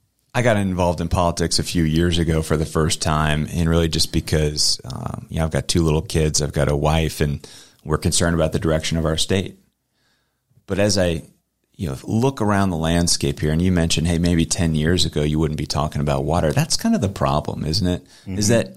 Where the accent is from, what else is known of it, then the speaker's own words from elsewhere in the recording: Camp Lejeune, North Carolina, United States; I love my time growing up in North Carolina and Camp Lejeune.